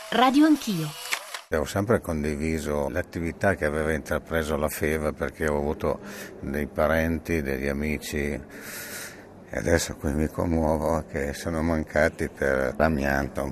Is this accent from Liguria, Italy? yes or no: no; Casale Monferrato, Piedmont, Italy; sono nato a Casale, ho fatto 65 anni da poco e ehm, da piccolo nel mio cortile c'avevo diverse persone che lavoravano all'Eternet